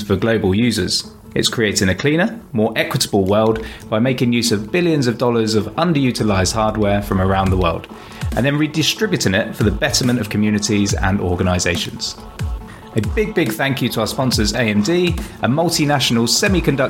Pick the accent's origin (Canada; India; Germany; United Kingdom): United Kingdom; accent: British; my pesky British accent